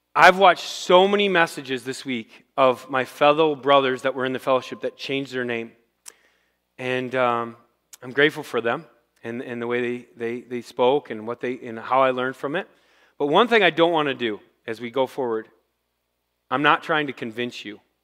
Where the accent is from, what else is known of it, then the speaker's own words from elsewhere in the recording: Rochester, United States; I grew up in Rochester